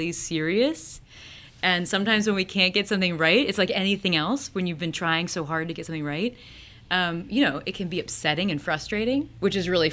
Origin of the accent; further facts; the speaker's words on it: Peoria, Illinois, United States; now in Ohio, United States; I grew up in Peoria, Illinois, which is right in the middle of Illinois